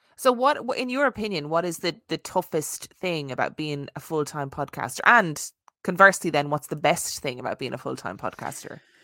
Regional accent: Ireland; being Irish Catholic

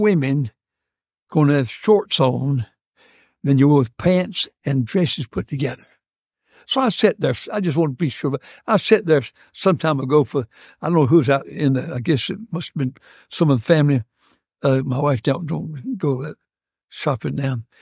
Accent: Martinsville, Virginia, United States; also born or lived in North Carolina; now in Monroe, United States; I was raised in Martinsville, Virginia, partly in Moxfield, North Carolina.

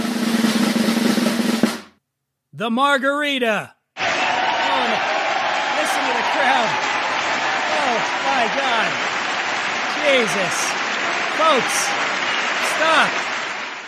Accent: East Coast, United States; I grew up on the East Coast

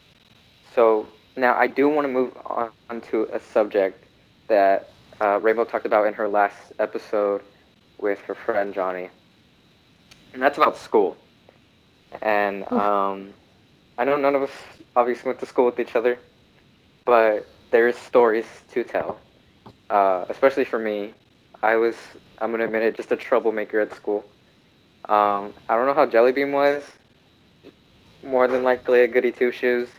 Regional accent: Texas, United States; I'm from Texas

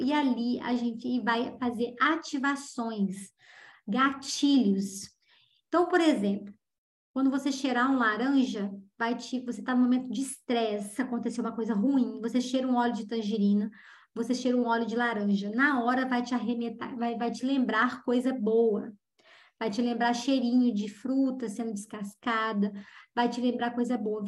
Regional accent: Juiz de Fora, Minas Gerais, Brazil; É uma cidade de médio porte, onde eu nasci, Juiz de Fora. Hoje tem mais habitantes, mas quando eu era jovem, Juiz de Fora tinha uma média de 400 mil habitantes

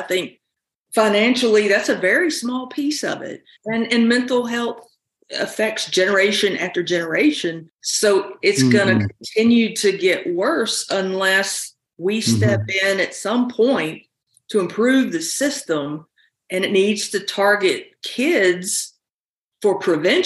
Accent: South Carolina, United States; moved away as an adult; now in North Carolina, United States; I grew up in South Carolina. I've lived in this area now for almost 32 years.

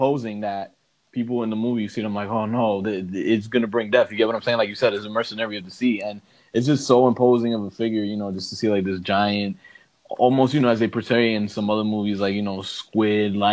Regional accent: New York, United States; being a New Yorker

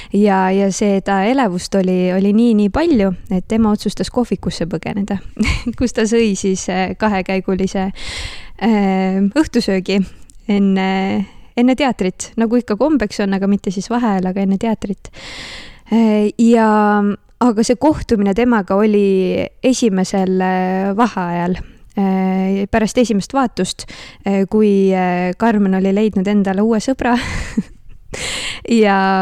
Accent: Northern Estonia, Estonia; moved away; also born or lived in Tartu; ma ise olen Põhja-Eestist pärit

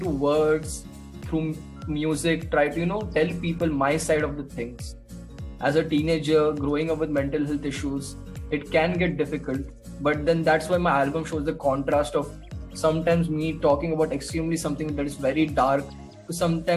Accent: Mumbai, Maharashtra, India; moved away as an adult; now in Dehradun, India; I was raised in Mumbai. Now I stay in Dehradun.

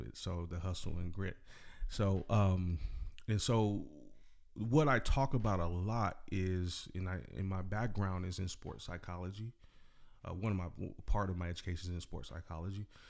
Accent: Salinas, California, United States; I'm from Salinas area.

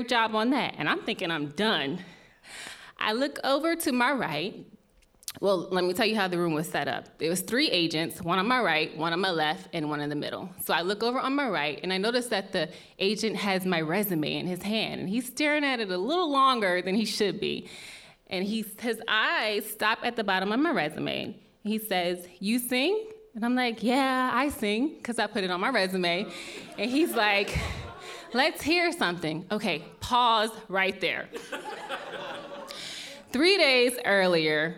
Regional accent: Maryland, United States; moved away as an adult; also born or lived in Los Angeles; I am originally from Maryland

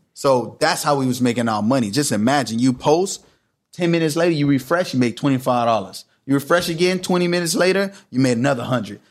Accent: Miami Gardens, Florida, United States; moved away; Karis City. It's in Miami

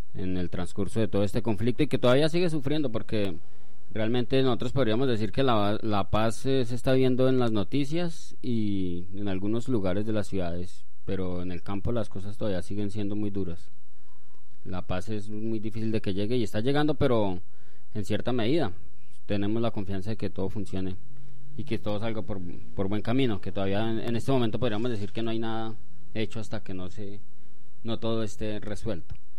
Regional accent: Colombia; nuestra verdadera herencia como colombianos

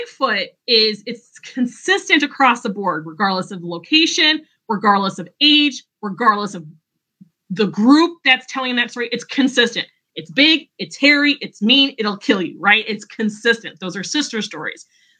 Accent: Northwest Indiana, United States; I'm from Northwest Indiana.

